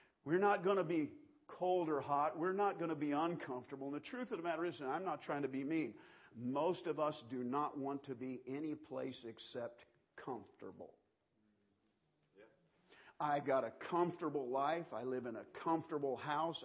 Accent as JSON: {"language": "English", "region": "Kansas", "country": "United States", "tie": "born or raised there", "said": "growing up in Kansas, 110 in the shade, baling hay"}